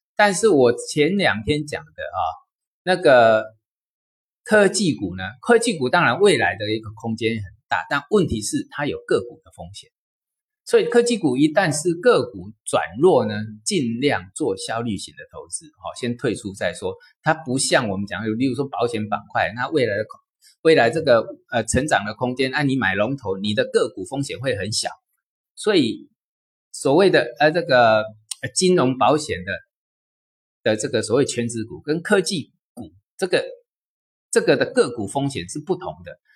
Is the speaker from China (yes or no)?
yes; China; 我们中国